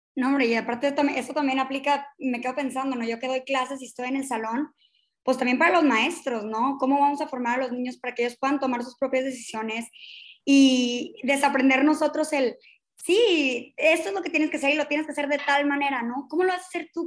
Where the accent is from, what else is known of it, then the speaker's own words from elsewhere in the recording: Mexico; como ciudadanos, como docentes, como personas, como mexicanos